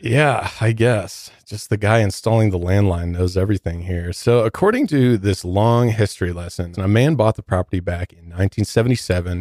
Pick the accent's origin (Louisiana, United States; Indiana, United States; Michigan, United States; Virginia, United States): Michigan, United States; Detroit; now in Denver, United States; I'm from Detroit